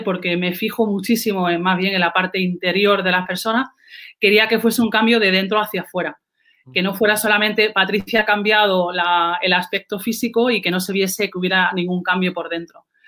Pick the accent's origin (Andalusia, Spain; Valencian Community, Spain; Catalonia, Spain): Andalusia, Spain; soy andaluza, no, no, lo puedo negar